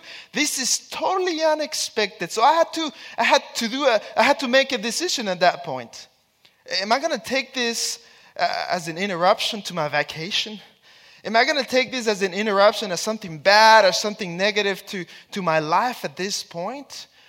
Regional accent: Texas, United States; I have 4 kids, and my wife, we come from Texas

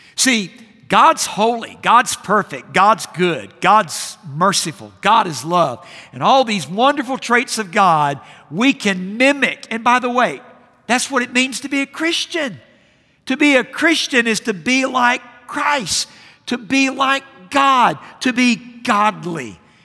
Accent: Jacksonville, Florida, United States; I grew up in Jacksonville, Florida, and the pastor that I had as a boy

